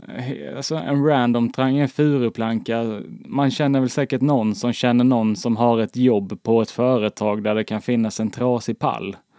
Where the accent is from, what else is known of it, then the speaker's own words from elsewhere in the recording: the Småland border near Blekinge, Sweden; jag kommer från alltså, Smålandsgränsen. Den var så nära Blekinge så jag har ju en, alltså, en liten skvätt i blodet. Det är liksom från Småland.